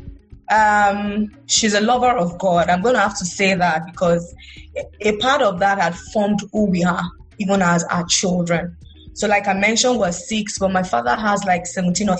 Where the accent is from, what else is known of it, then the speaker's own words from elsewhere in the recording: Ilesha, Osun, Nigeria; also born or lived in Ibadan; So I grew up in Ilesha